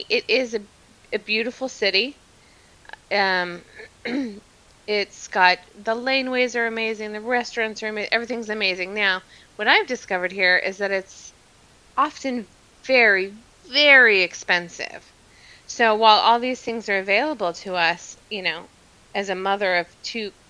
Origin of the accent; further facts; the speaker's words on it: Queensland, Australia; born there; now in Melbourne, Australia; No, I was born near Brisbane, actually, up in Queensland.